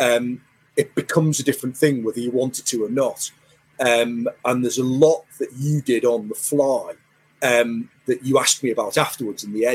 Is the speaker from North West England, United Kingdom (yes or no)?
yes; Merseyside, North West England, United Kingdom; I hail from Merseyside